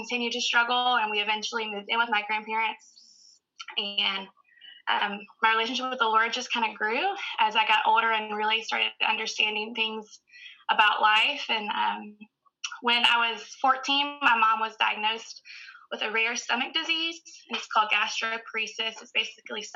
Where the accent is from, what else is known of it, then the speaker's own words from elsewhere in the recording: Newberry, South Carolina, United States; From a little town called Newberry, South Carolina, which is about 30 minutes north of Columbia